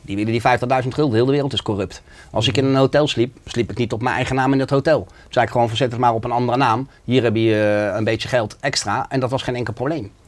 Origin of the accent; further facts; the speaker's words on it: The Hague, South Holland, Netherlands; ik kom uit Schilderswijk. En bij ons in de omgeving was het heel normaal dat je in de criminaliteit zat.